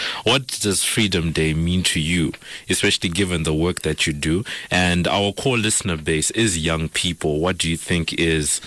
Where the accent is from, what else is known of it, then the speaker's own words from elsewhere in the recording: Zimbabwe; I'm from Zimbabwe